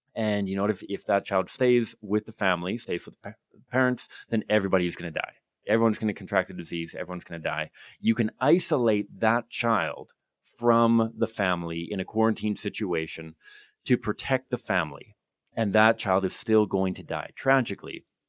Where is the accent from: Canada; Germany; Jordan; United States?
Canada; Victoria, British Columbia; I grew up in Victoria